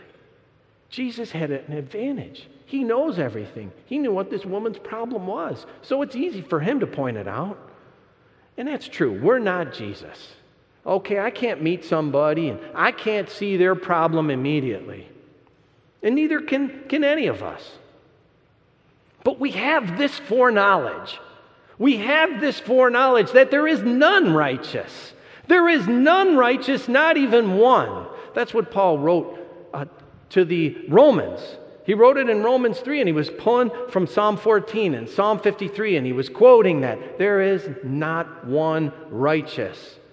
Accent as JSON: {"language": "English", "region": "Michigan", "country": "United States", "said": "I'm from Michigan, too"}